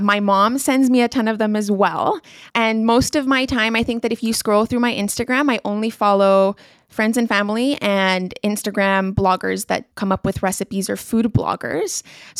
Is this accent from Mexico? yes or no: no; Colombia; also born or lived in Singapore; Growing up in Colombia, you can find sushi nowadays, but when I was young, sushi I don't think existed back then.